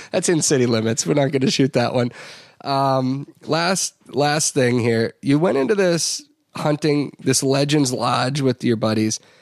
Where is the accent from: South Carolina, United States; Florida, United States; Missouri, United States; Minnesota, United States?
Minnesota, United States; heading back to Minnesota.